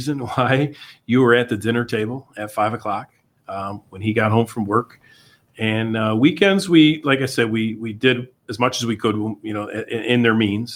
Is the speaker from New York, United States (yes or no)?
yes; New Hartford, New York, United States; I was born in New Hartford, St. Luke's Hospital